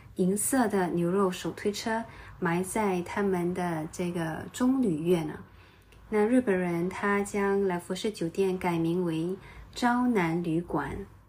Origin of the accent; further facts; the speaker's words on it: Singapore; 我是土生土长的新加坡人